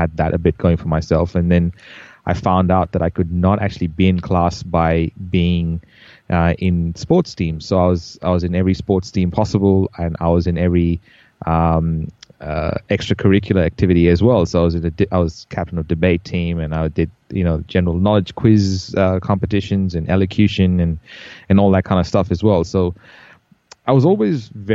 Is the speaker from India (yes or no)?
yes; India; also born or lived in Bahrain; as I grew up in India, I was born in Bahrain in the Middle East. I was there for 6 years and then moved to India